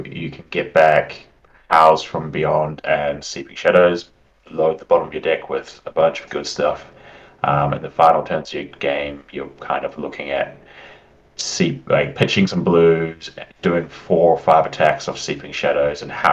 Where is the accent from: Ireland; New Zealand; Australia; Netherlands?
New Zealand; now in United Kingdom; You might be able to tell by my accent, but I'm from New Zealand.